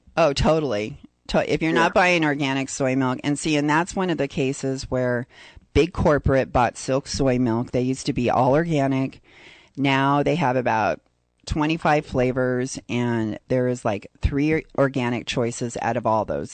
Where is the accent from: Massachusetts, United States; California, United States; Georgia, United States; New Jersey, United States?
California, United States; San Diego; I'm from San Diego